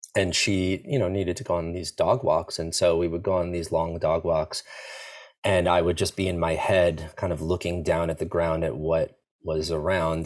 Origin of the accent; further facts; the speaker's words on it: Long Island, New York, United States; I grew up in New York in, uh, a place called Long Island, so an island right next to New York City